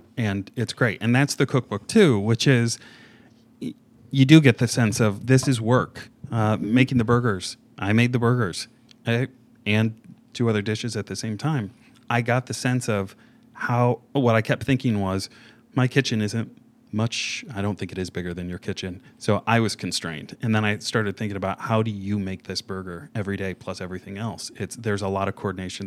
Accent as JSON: {"language": "English", "region": "Indiana", "country": "United States", "tie": "born or raised there", "said": "I grew up in Indiana"}